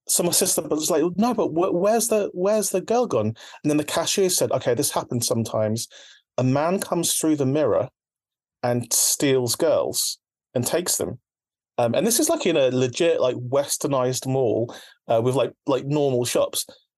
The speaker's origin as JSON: {"language": "English", "country": "Philippines", "said": "my first taste of horror, like being Filipino, is like from Filipino people telling me about monsters and about like spooky things."}